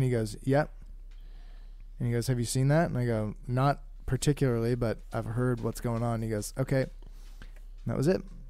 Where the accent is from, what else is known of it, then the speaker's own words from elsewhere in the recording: Canada; I'm going home to Canada today, right now.